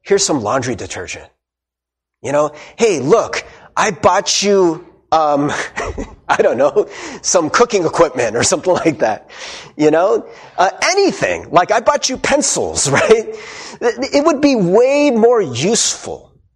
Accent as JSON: {"language": "English", "country": "United States", "said": "we went as Korean American"}